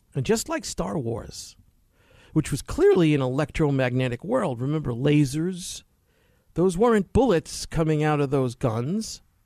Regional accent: New York City, New York, United States; growing up in New York City, finishing college

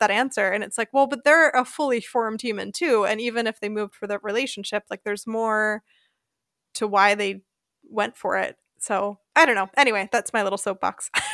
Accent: Philadelphia suburbs, Pennsylvania, United States; moved away as an adult; also born or lived in South Carolina; now in Germany; I grew up in the Philadelphia suburbs, and I was really rooted in place

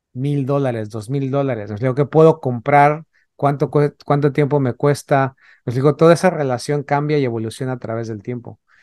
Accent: Mexico City, Mexico; yo que crecí en la Ciudad de México

